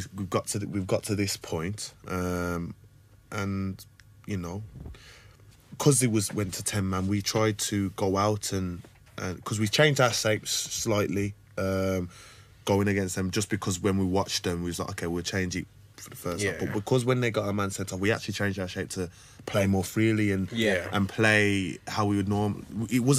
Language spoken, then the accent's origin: English; Wolverhampton, West Midlands, United Kingdom; born or raised there